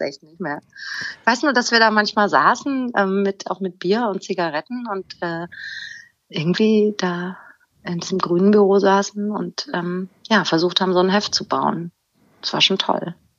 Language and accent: German; Germany; moved away as an adult; also born or lived in Hanau; now in Hamburg, Germany; ich bin in Hanau geboren und im Spessart aufgewachsen. 1996 nach Hamburg gezogen